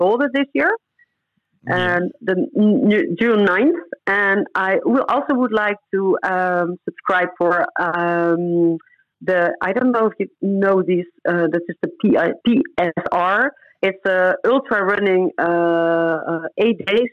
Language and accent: English; Netherlands; moved away as an adult; also born or lived in Curaçao; I ran in the top five in the Netherlands, in my home country, at the moment I moved